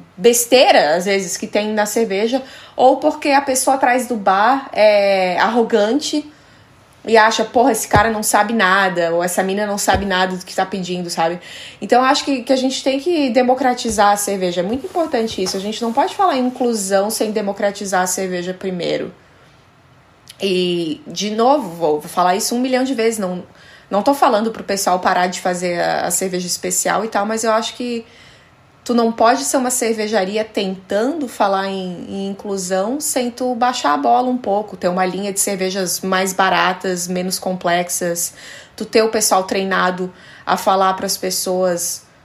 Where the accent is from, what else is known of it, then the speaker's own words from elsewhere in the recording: Brazil; moved away as an adult; also born or lived in Denmark; now in Copenhagen, Denmark; quando eu saí do Brasil